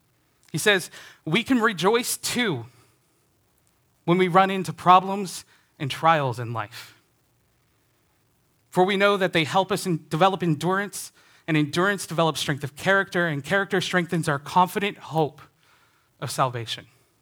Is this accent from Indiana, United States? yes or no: yes; Indiana, United States; I grew up in Northern Indiana, a Chicago Cubs fan.